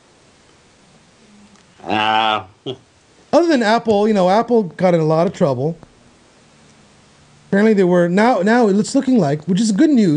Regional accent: Canada; as a Canadian

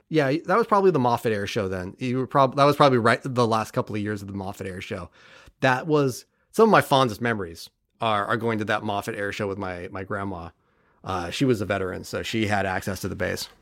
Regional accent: Bay Area, California, United States; I grew up in the Bay Area in California

